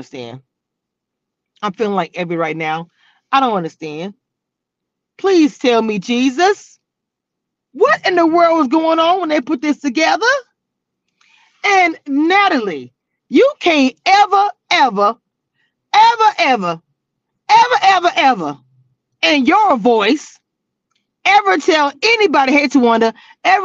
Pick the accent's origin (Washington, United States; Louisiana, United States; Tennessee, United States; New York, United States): Louisiana, United States; I'm from Louisiana